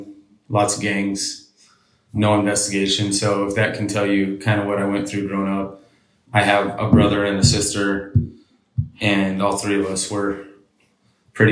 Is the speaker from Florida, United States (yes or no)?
no; Las Cruces, New Mexico, United States; also born or lived in Deming, New Mexico / Texas; now in Nashville, United States; I'm from New Mexico. I grew up on a border town called Las Cruces